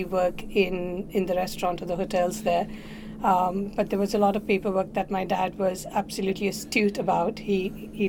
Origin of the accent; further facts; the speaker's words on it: Mumbai, Maharashtra, India; moved away as an adult; also born or lived in southern India / Auckland, New Zealand; now in Queenstown, New Zealand; I come from the southern part of India, but born and brought up in Mumbai. I migrated to New Zealand in 1999.